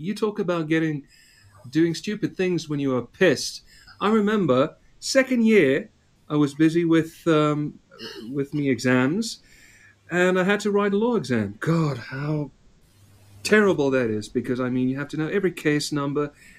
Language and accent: English; South Africa; I'm South African. I shed my accent when I was 16 because I went to an all-English prep school and we were taught Oxford, believe it or not.